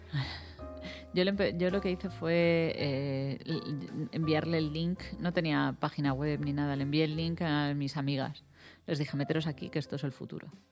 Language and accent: Spanish; A Coruña, Galicia, Spain; yo soy coruñesa